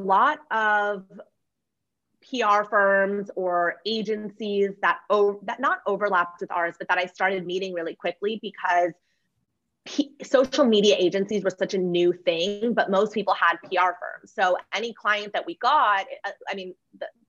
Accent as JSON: {"language": "English", "town": "Los Angeles", "region": "California", "country": "United States", "said": "I am"}